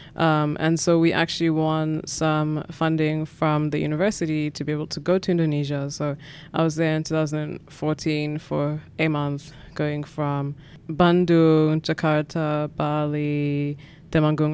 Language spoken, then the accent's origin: English; Katlehong, Gauteng, South Africa; I grew up in South Africa in Gatlehong, which is a township in the East Rand, or sort of eastern, southeastern part of Johannesburg